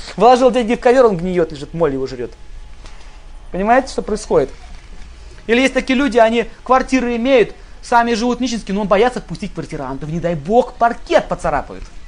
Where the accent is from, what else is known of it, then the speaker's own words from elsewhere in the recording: Russia; мы родились в России